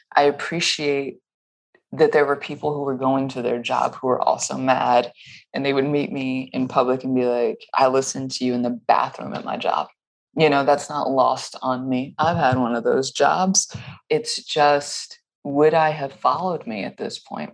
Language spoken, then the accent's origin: English; the South, United States; I grew up in the South.